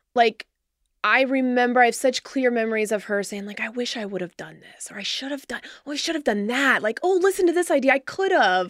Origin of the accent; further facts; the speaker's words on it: Cincinnati, Ohio, United States; born in raised here. Yeah, I'm a Cincinnati girl